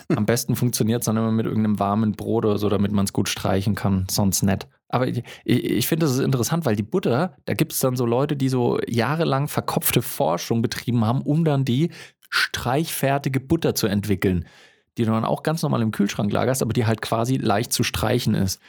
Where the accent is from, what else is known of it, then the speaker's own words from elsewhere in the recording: Germany; ich bin in Deutschland aufgewachsen